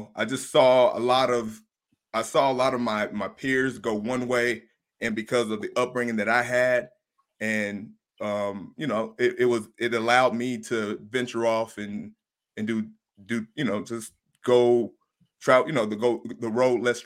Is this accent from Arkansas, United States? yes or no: yes; Blytheville, Arkansas, United States; moved away as an adult; also born or lived in Denver / Los Angeles; now in Las Vegas, United States; It's in the northeast part of Arkansas. It's called Blytheville.